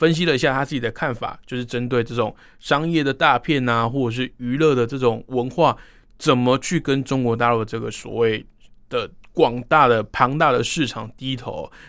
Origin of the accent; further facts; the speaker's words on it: Taiwan; 当然，…身为台湾人，中华民国的国民啊，我自己当然也是不认同这种说法了。